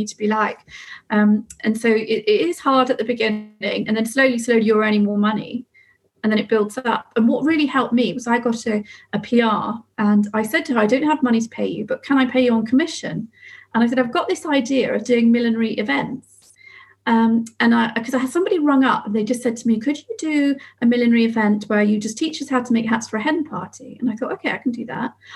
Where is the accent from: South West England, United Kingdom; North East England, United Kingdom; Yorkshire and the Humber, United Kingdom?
South West England, United Kingdom; Somerset; I come from Somerset. So I moved back to Somerset thinking I'll set up the business